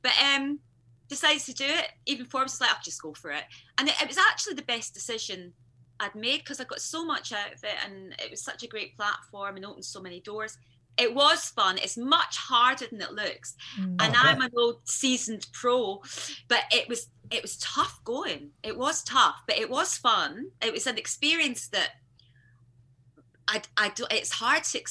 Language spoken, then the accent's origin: English; Scotland, United Kingdom; I was Scottish.